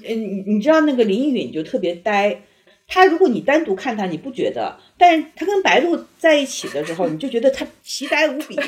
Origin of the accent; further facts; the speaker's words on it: Northeast China, China; 我是东北人嘛